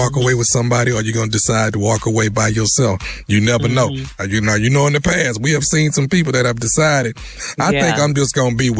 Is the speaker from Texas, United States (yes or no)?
yes; Houston, Texas, United States; I'm from Houston